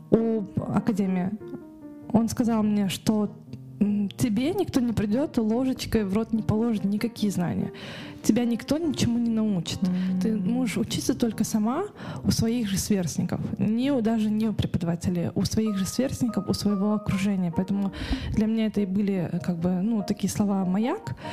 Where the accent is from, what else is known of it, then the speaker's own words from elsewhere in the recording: Karaganda, Karaganda Region, Kazakhstan; now in Almaty, Kazakhstan; потому что я приехала из Караганды, угу. и я никогда не была в этой сфере, да, я не была в Алмате, там, да, не проживала в этом городе